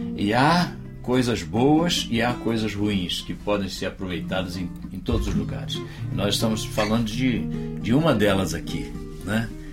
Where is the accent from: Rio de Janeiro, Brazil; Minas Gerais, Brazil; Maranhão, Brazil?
Rio de Janeiro, Brazil; also born or lived in Campo Grande, Rio de Janeiro; eu sou carioca da Gema, Sim. da terra do Tuta. Nasci em Padre Miguel